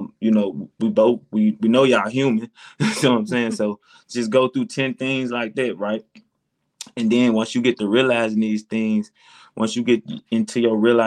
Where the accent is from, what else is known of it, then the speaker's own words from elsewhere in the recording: Tennessee, United States; I'm from Tennessee